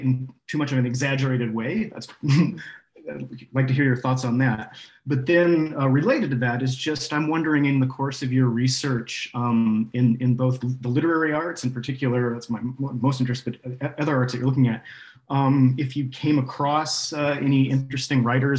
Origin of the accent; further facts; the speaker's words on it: United States; now in Norway; as American is that I'm still working over here in Norway.